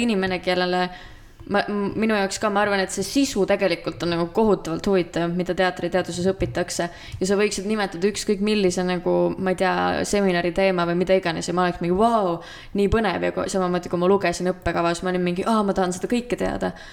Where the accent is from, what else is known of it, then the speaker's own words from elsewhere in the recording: Estonia; also born or lived in Tartu; ma olen maalt pärit